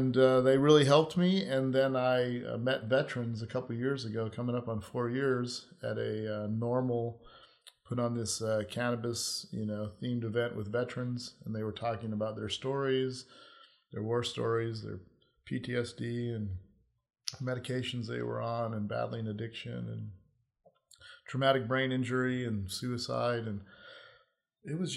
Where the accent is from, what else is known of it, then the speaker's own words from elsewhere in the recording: Hawaii, United States; moved away as an adult; I grew up in Hawaii, which was a beautiful place to grow up